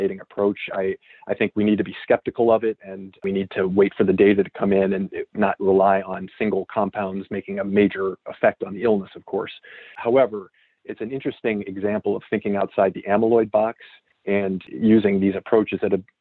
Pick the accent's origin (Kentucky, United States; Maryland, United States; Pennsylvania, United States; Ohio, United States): Ohio, United States; Cleveland; moved away; I'm from Cleveland, Ohio, originally